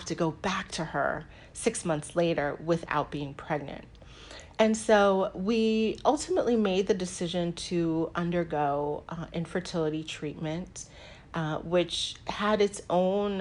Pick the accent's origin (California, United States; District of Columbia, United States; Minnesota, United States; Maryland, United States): District of Columbia, United States; Washington; moved away as an adult; also born or lived in Mississippi / Virginia; now in New Jersey, United States; I grew up in D.C. That is where I had my formative years in the DMV area, as it's called now.